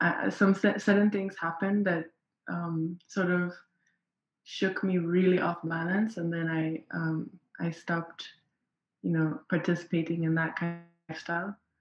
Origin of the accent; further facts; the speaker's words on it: Nairobi, Kenya; I am from Nairobi in Kenya.